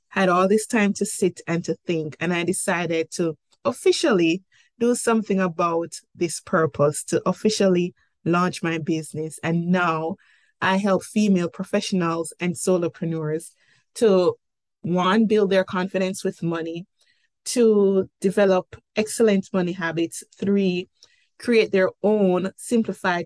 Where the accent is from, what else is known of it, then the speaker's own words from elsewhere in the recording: Jamaica; accent: Jamaican; moved away as an adult; now in Cayman Islands; I'm Jamaican by birth, hence the accent